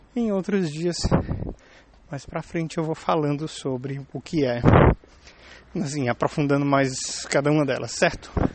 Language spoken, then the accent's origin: Portuguese; Brazil; now in Germany; Eu sou brasileiro, estou morando na Alemanha